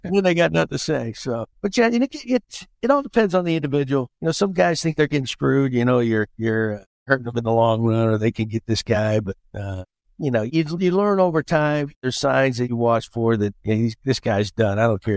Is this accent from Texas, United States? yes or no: yes; Texas, United States; I'm a Texan